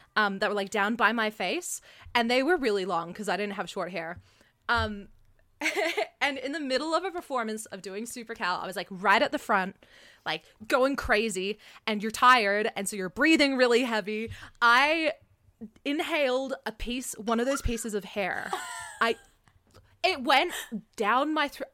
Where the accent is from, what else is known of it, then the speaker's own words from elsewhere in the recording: Canada; also born or lived in Australia; now in Canberra, Australia; I'm Canadian, I was traveling between Canada and Australia